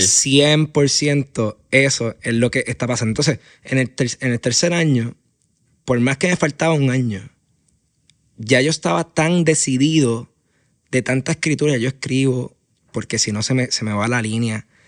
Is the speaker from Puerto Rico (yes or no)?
yes; Aguadilla, Puerto Rico; moved away as an adult; now in San Juan, Puerto Rico; Yo me considero un puertorriqueño y, y aguadillano de pura cepa.